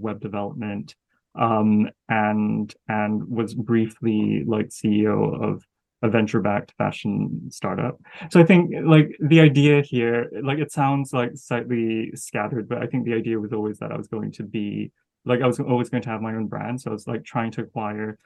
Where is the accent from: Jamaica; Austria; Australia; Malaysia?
Malaysia; moved away as an adult; also born or lived in United States / France; now in London, United Kingdom; growing up in Malaysia.